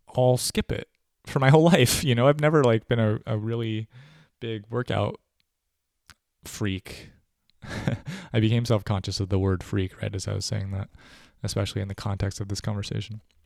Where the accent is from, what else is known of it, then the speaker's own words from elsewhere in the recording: United States; as an American